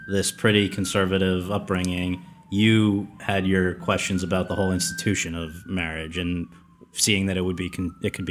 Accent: New Haven, Connecticut, United States; my hometown of New Haven

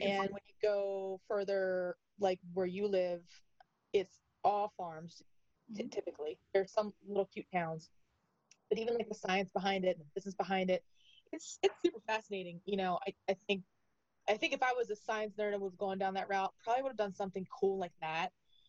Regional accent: Delaware County, Pennsylvania, United States; moved away; I am from Delaware County, Delco.

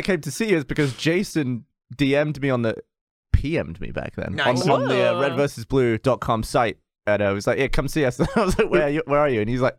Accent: England, United Kingdom; moved away as an adult; now in United States; having grown up in a small English town

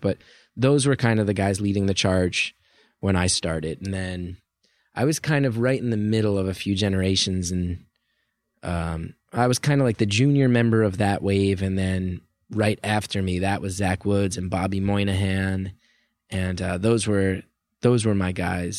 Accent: New Jersey, United States; I grew up in North Jersey

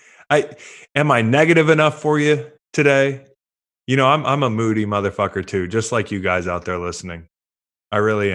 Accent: Virginia, United States; I'm from Virginia

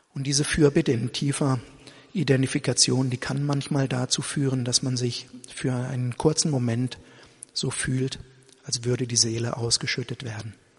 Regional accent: Germany; Ich bin halt in diesem Land Deutscher und ich identifiziere mich damit auch, mit dem deutschen Volk und mit der deutschen Nation.

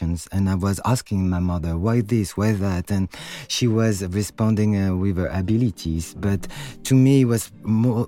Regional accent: Paris, Île-de-France, France; moved away as an adult; also born or lived in New York; I was born and raised in Paris, so I am French

